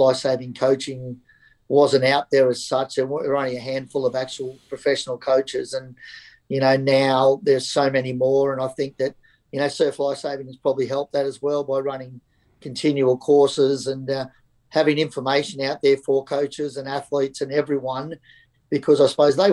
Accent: Gladstone, Queensland, Australia; So I was born and bred in Gladstone, so country town, central Queensland

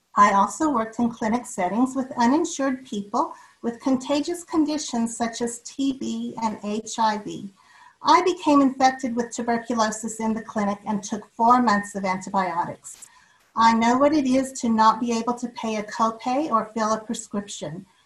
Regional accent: River Heights, Utah, United States; also born or lived in Logan, Utah; I was born in Logan and raised in River Heights.

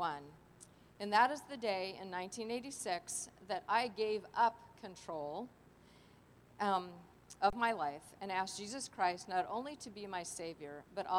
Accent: Los Angeles, California, United States; I grew up in Los Angeles in my three sons, Leave It to Beaver kind of family

